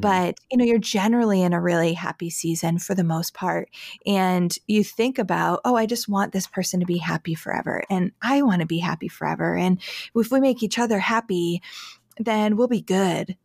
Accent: Syracuse, New York, United States; I am from Syracuse, New York, the area

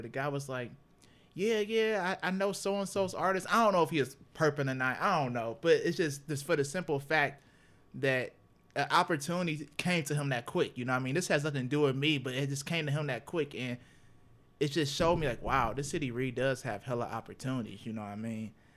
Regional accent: Cleveland, Ohio, United States; moved away as an adult; now in Toledo, United States; I'm from Cleveland. I came to Toledo.

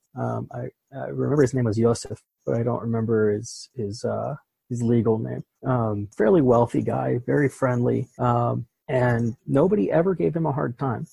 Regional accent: Pittsburgh, Pennsylvania, United States; moved away; I'm originally from Pittsburgh

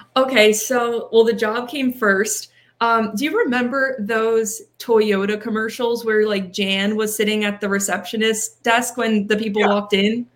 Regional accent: near Penn State Berks, Pennsylvania, United States; a Penn State branch campus that is closer to my hometown.

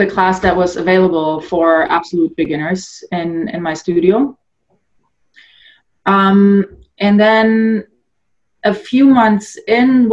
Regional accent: Northern Germany, Germany; moved away as an adult; also born or lived in Poland / Munich, Germany; now in Canada; that's where I grew up. I was born in Poland originally, but we moved to Germany when I was about 6 years old. So I grew up in Germany, Northern Germany

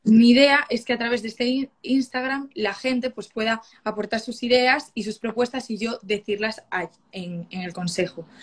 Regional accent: Galicia, Spain; yo soy de Galicia

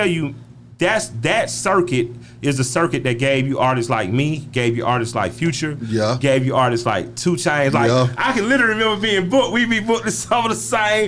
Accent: Atlanta, Georgia, United States; I'm from the West Side. You know, Southwest Atlanta gave you …, ….

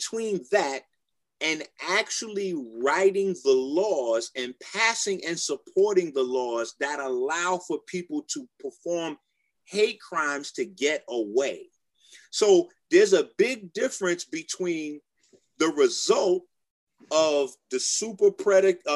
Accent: Detroit, Michigan, United States; moved away; also born or lived in Philadelphia / New York; I lived in Detroit, New York, I was raised in Detroit

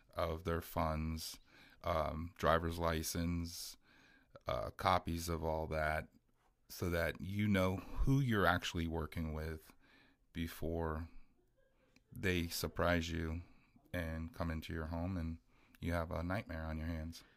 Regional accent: Miami, Florida, United States; now in Marion County, United States; I'm originally from Miami

